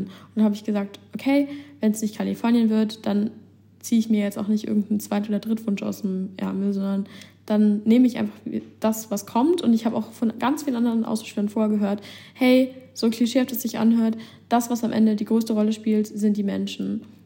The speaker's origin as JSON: {"language": "German", "country": "Germany", "said": "hier als Deutsche"}